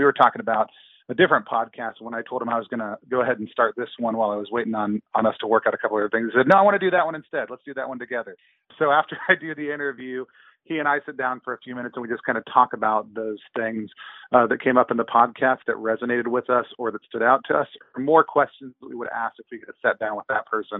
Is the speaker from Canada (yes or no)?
no; near Dallas, Texas, United States; now in Seattle, United States; I live up in Seattle, Washington with my family, but I'm from the great state of Texas. I grew up near Dallas